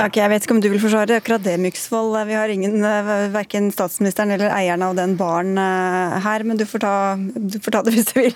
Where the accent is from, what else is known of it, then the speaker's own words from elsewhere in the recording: Norway; vi er jo nordmenn